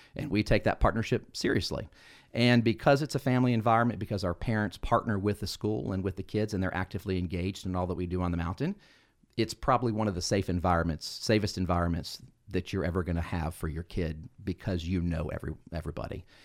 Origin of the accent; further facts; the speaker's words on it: Carrollton, Georgia, United States; I grew up here in Carrollton